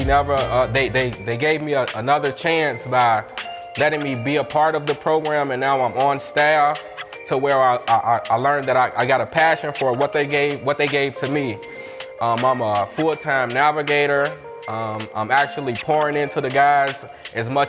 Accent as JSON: {"language": "English", "town": "Chicago", "region": "Illinois", "country": "United States", "tie": "born or raised there", "said": "I'm from the North Lawndale community"}